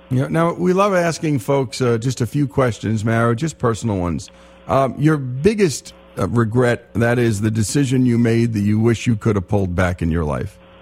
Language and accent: English; Teaneck, New Jersey, United States; I was born in Holy Name Hospital in Teaneck, New Jersey